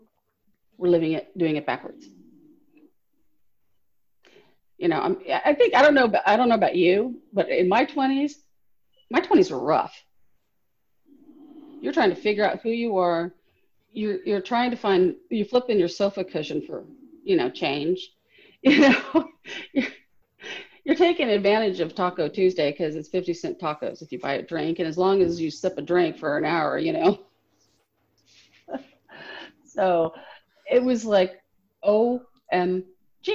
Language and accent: English; Los Angeles, California, United States; moved away; also born or lived in Orange County; I grew up in Southern California, LA and Orange County